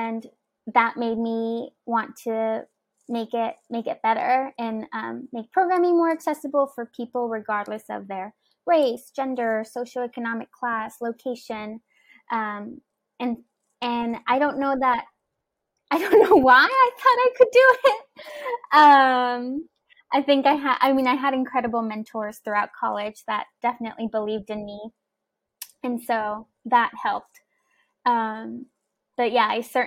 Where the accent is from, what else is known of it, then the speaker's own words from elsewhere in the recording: Houston, Texas, United States; I grew up in Houston, Texas